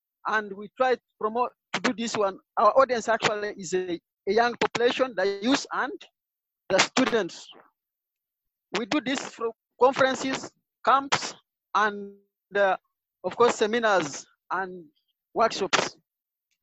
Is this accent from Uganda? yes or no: yes; Uganda; I'm from Uganda